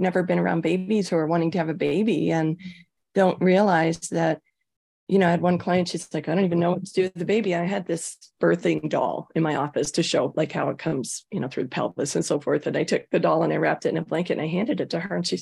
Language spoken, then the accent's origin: English; Toronto, Ontario, Canada; moved away as an adult; now in Brighton, Colorado, United States; I'm from Toronto originally.